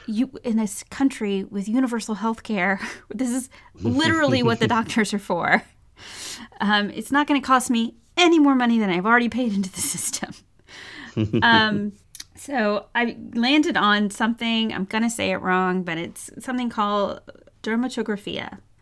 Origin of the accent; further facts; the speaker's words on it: United States; And because I'm very American in this, like, before I bother a doctor